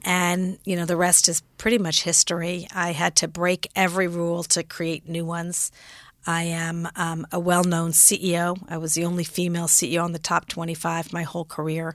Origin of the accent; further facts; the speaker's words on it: Los Angeles, California, United States; moved away as an adult; also born or lived in San Francisco / Frankfurt, Germany / New York; was born in San Francisco, grew up in Los Angeles, lived in Frankfurt, Germany for three years because my father was a doctor in the Army and, uh, then came back to L